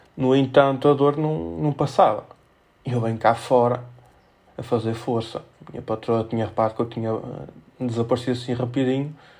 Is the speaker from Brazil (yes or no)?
no; Felgueiras, Norte, Portugal; sou de Felgueiras, não sou de Penafiel